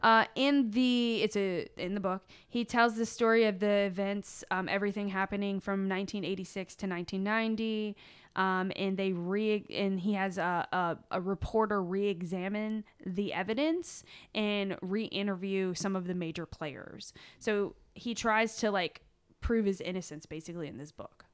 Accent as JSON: {"language": "English", "region": "Virginia", "country": "United States", "said": "we're from Virginia"}